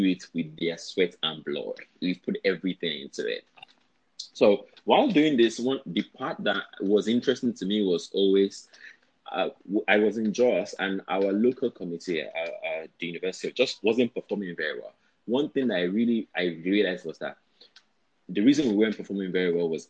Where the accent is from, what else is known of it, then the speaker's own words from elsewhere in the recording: Nigeria; also born or lived in France; as a Nigerian